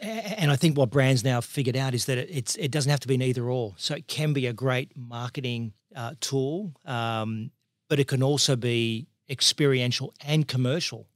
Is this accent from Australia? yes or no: yes; Parramatta, New South Wales, Australia; born and raised in Parramatta